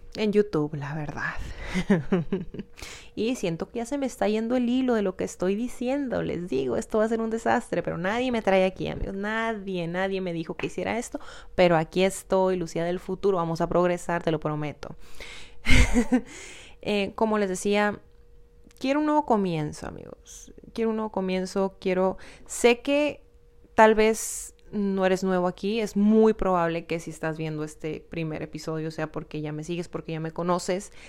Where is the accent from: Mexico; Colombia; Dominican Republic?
Mexico; Hermosillo, Sonora; soy de Hermosillo, Sonora